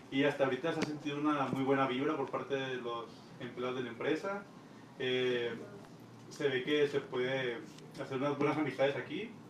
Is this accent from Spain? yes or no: no; Mazatlán, Sinaloa, Mexico; también vengo de Mazatlán, Sinaloa